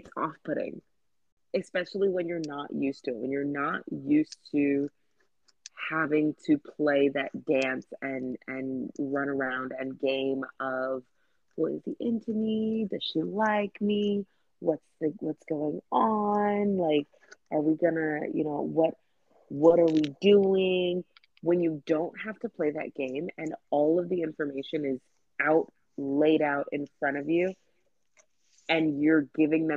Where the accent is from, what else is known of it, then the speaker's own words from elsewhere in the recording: East Coast, United States; accent: East Coast; now in Texas, United States; I'm an East Coast girl at the end of the day. Like, yes, I've lived in Texas for 12 years. I am still an East Coast girl. We still hear it in my accent.